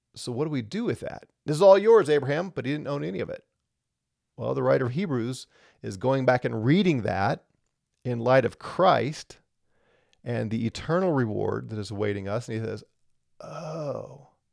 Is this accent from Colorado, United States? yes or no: yes; Colorado, United States; I'm from Colorado, right? I'm in Colorado